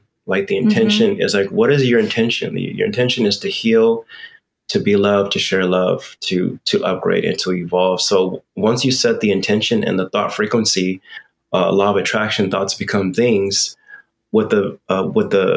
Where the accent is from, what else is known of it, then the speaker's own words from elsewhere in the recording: United States; I come from American culture. Of course, I'm American